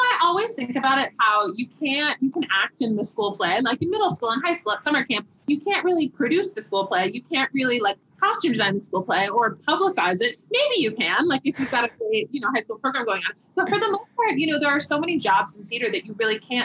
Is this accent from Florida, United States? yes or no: yes; South Florida, United States; moved away as an adult; now in New York, United States; I grew up in South Florida